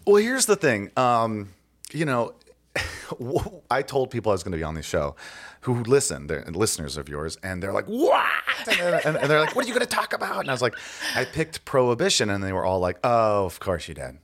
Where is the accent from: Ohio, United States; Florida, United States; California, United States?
Ohio, United States; I grew up in Ohio